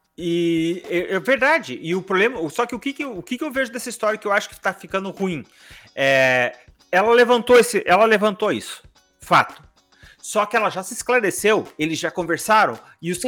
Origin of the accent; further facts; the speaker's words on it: Brazil; a gente é brasileiro